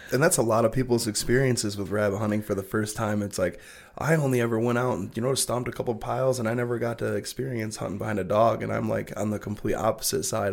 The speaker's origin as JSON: {"language": "English", "town": "Belding", "region": "Michigan", "country": "United States", "tie": "born or raised there", "said": "We grew up in Belding"}